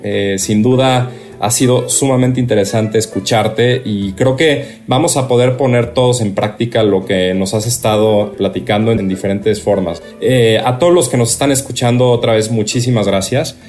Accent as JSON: {"language": "Spanish", "country": "Mexico", "said": "como mexicanos"}